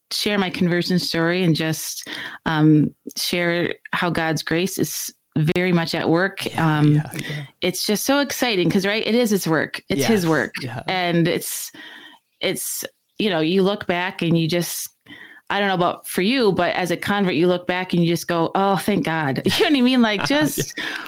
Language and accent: English; Chatfield, Minnesota, United States; we did everything in our small hometown, Chatfield. And so we went to school there